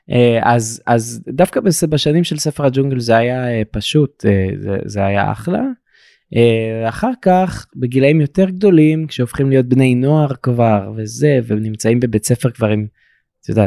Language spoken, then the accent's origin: Hebrew; Dimona, Southern District, Israel; אני מדימונה